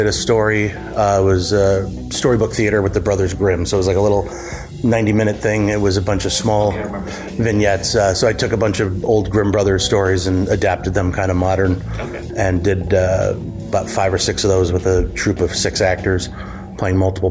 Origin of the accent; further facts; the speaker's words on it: Warren, Michigan, United States; now in Clawson, United States; I was born and raised in Warren